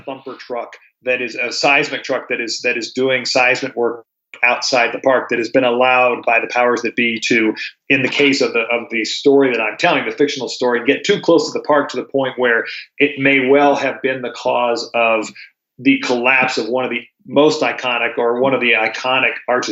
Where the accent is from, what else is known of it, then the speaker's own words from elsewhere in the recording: Durango, Colorado, United States; I was raised here in Durango